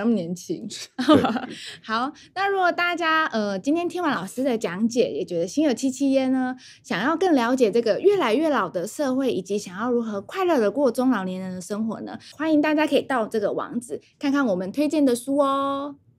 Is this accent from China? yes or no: no; Taiwan; 我们台湾人